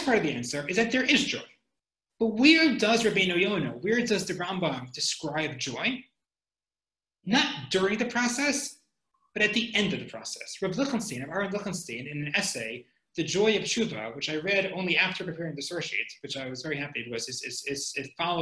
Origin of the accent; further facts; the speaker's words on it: United States; I'm an American